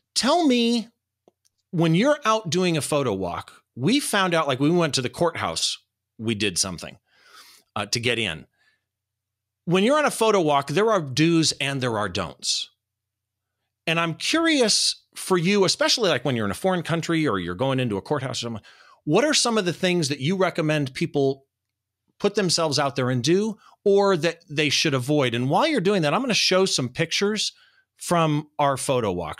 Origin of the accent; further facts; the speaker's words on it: Riverside, California, United States; this historic courthouse in my hometown